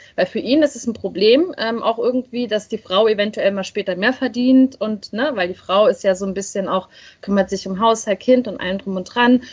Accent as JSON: {"language": "German", "region": "Berlin", "country": "Germany", "said": "ich komme ja aus dem Ostteil von Deutschland, aus Ostberlin."}